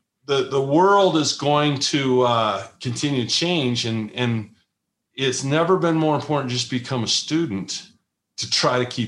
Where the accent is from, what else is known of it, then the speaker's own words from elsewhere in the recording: Utah, United States; my home state in Utah